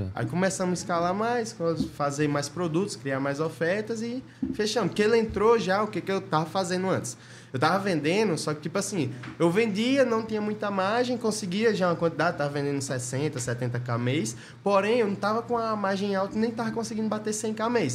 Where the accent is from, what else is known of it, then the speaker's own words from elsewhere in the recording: interior of Bahia, Brazil; moved away; eu era do interior lá, da cidade pequena, tinha uns 7 mil habitantes lá no interior da Bahia